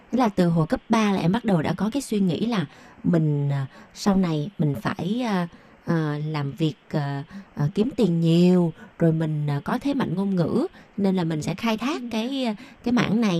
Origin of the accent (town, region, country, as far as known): Taiwan